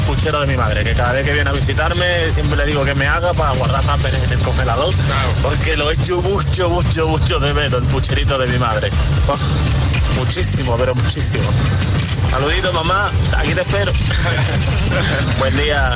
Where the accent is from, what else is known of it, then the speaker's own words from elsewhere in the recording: Seville, Andalusia, Spain; now in Tenerife, Spain; desde Tenerife, aunque soy de Sevilla